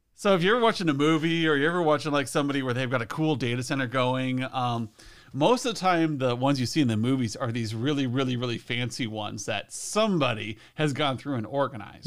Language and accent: English; Western Nebraska, United States; I'm from Western Nebraska, where there's a lot of dust